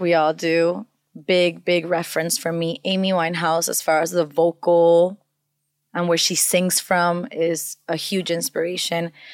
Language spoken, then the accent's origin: English; Venezuela; first language Spanish; English is a second language; now in United States; I grew up in Venezuela, so I also grew up with a lot of Latin sounds